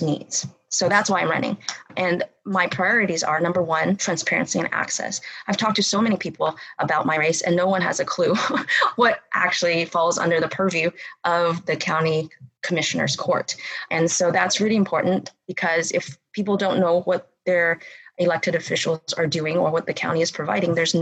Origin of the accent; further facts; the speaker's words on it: Bryan, Texas, United States; moved away as an adult; also born or lived in Berkeley, California; I grew up here in Bryan College Station